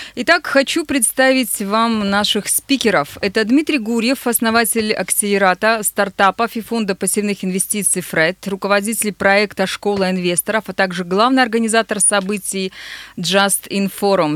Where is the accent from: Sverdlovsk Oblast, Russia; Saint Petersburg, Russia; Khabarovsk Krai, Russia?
Sverdlovsk Oblast, Russia; Nizhny Tagil; now in Yekaterinburg, Russia; Мой родной город